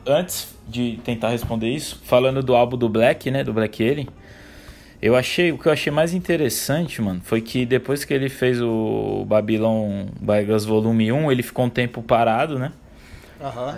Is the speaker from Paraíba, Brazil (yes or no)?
no; São Paulo, Brazil; sou um rapaz aqui de São Paulo capital, 30 anos de idade